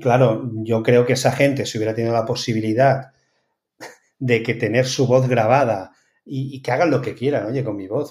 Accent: Spain; now in Netherlands; poder volver a España

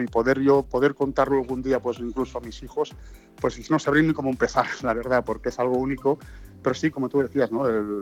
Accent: Tàrrega, Catalonia, Spain; moved away as an adult; also born or lived in Madrid / Lisbon / India / Belgium; mi pueblo, en Tarrega

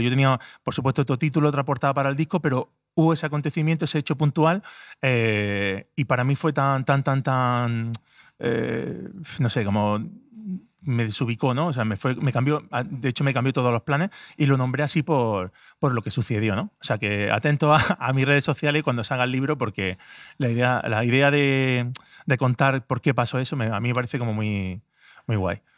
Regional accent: Granada, Andalusia, Spain; yo vivo en Granada, soy de Granada

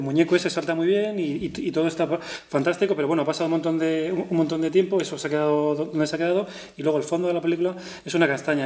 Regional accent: Madrid, Community of Madrid, Spain; yo soy madrileño y he estado rodeado de, gente de la y del Madrid constantemente

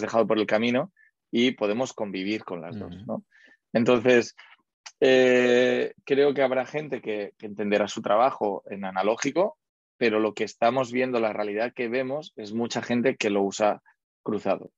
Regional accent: Barcelona, Catalonia, Spain; also born or lived in United States; yo soy de Barcelona

